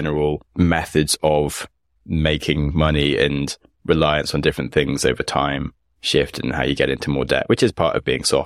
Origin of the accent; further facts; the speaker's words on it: United Kingdom; I'm from Britain